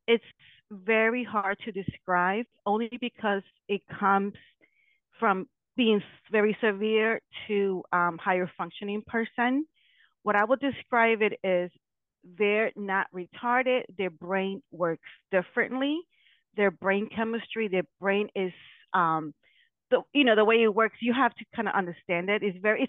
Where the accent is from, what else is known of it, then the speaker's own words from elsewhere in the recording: Connecticut, United States; also born or lived in New York; I am from Connecticut, but formerly I was living in New York.